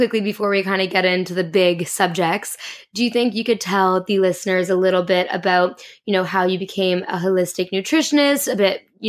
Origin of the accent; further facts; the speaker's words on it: Canada; Oh, I'm Canadian.